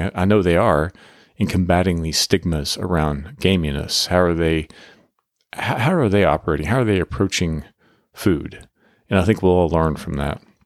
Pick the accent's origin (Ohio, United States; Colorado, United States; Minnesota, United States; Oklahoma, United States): Oklahoma, United States; now in Texas, United States; we both come from Oklahoma, we're living in Texas now, but we come from Oklahoma, kinda agricultural and country backgrounds